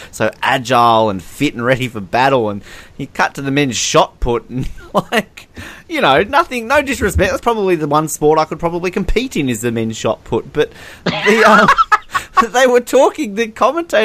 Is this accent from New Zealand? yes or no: no; Australia; as an Australian